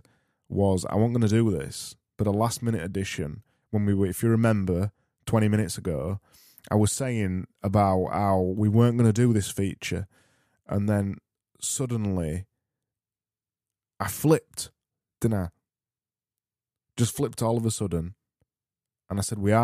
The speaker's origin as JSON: {"language": "English", "town": "Barnsley", "region": "Yorkshire and the Humber", "country": "United Kingdom", "accent": "Barnsley", "said": "my Barnsley accent"}